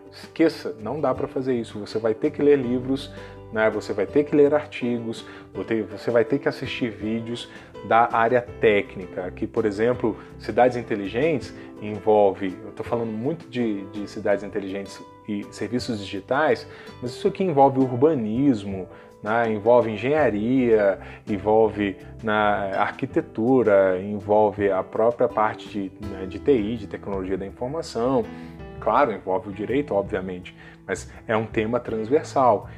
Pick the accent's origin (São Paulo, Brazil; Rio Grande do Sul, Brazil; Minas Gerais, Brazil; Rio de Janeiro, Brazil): Minas Gerais, Brazil; Juiz de Fora; da minha cidade natal, que é Juiz de Fora, né, no interior de Minas Gerais